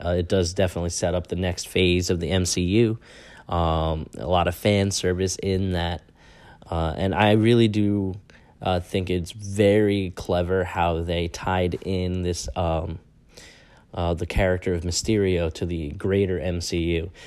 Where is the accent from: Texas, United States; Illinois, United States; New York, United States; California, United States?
New York, United States; also born or lived in Villanova, Pennsylvania; I grew up in a culture where, uh, pizza was the end all be all of local cuisine. And so, I mean, I have my own hometown favorites